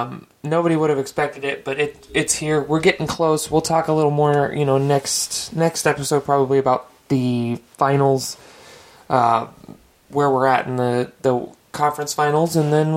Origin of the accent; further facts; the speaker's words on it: Idaho, United States; I am from Idaho, of course.